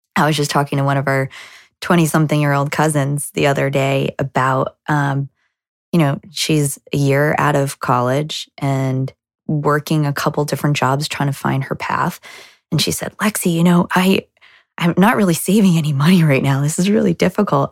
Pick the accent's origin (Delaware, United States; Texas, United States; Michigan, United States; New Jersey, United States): New Jersey, United States; moved away as an adult; now in Boston, United States; We're not from Boston originally. We're from New Jersey